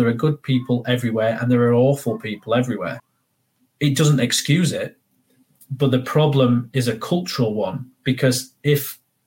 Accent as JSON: {"language": "English", "town": "Barnsley", "region": "Yorkshire and the Humber", "country": "United Kingdom", "said": "Barnsley, where I'm from. And I would just respond by saying, I'm from Yorkshire"}